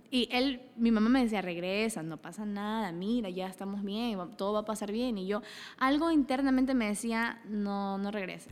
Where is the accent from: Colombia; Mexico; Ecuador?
Ecuador; Daule, Guayas; also born or lived in Salitre, Ecuador; soy originaria de Daule y Salitre, de los dos